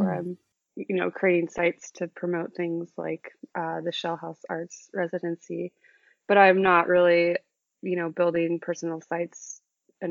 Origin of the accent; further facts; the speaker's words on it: Sonoma County, outside San Francisco, California, United States; moved away as an adult; now in New York, United States; I grew up about 45 minutes outside of San Francisco in Sonoma County